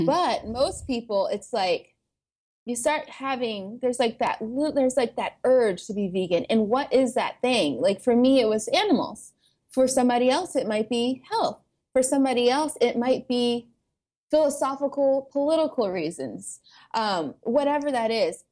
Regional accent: Atlanta, Georgia, United States; moved away as an adult; also born or lived in Boston; I came from Atlanta, Georgia, which is very diverse, um, especially the, the suburb that I grew up

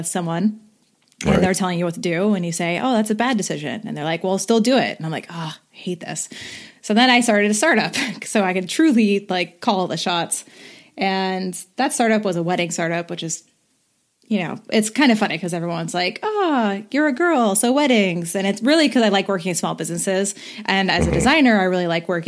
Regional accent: Bay Area, California, United States; also born or lived in Lake County, California; I've lived all over the Bay Area

